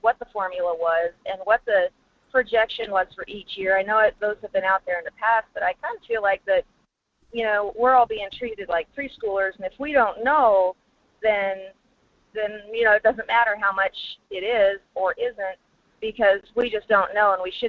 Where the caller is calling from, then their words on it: Fairbanks, Alaska, United States; in Fairbanks.